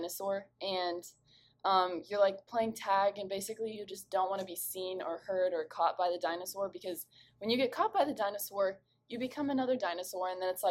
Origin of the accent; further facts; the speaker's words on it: San Antonio, Texas, United States; I was born and raised in San Antonio.